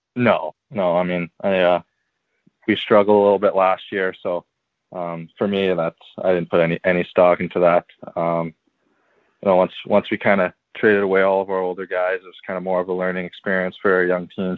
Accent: St. Albert, Alberta, Canada; born and raised in St. Albert

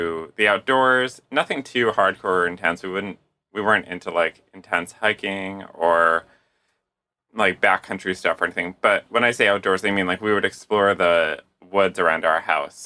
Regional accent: Candia, New Hampshire, United States; I grew up in southern New Hampshire in a town called Candia, which is a few minutes outside of Manchester

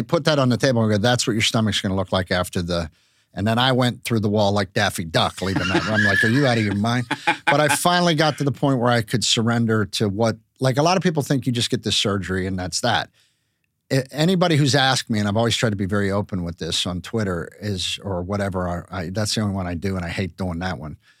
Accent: Pittsburgh, Pennsylvania, United States; moved away; growing up in Pittsburgh

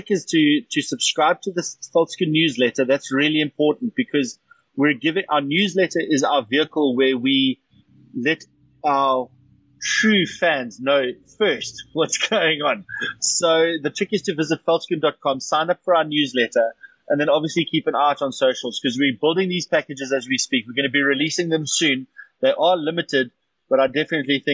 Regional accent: South Africa

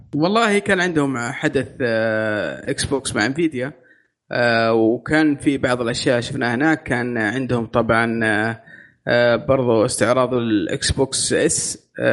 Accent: Saudi Arabia; عندنا في السعوديه

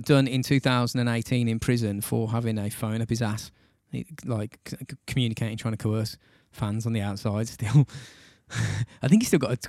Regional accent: Wales, United Kingdom; I'm from Wales.

